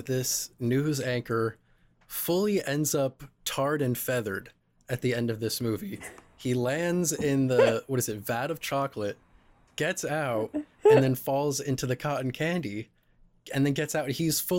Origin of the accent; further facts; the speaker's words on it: Burbank, California, United States; I'm from Burbank. And there are no patches of ice anywhere in that town.